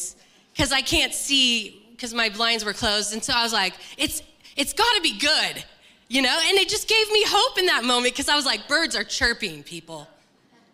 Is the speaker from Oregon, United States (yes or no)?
yes; La Grande, Oregon, United States; moved away; I'm from Eastern Oregon, so La Grande, it's 9.5 hours away